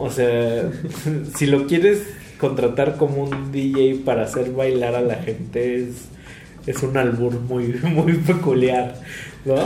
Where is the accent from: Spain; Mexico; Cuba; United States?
Mexico